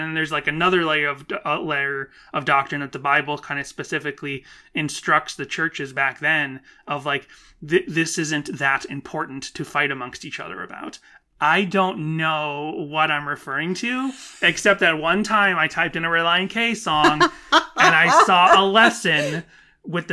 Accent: Boston, Massachusetts, United States; growing up in the Boston area

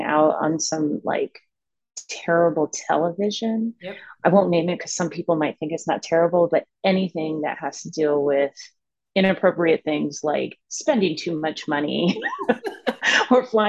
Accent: Maryland, United States; I am originally from the Maryland area.

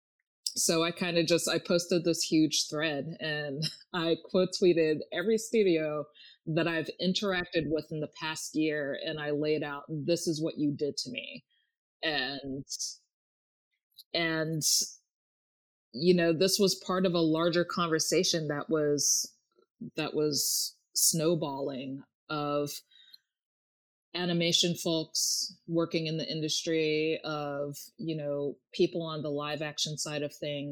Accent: Maryland, United States; moved away as an adult; also born or lived in Los Angeles; I moved back to my home state of Maryland early this year

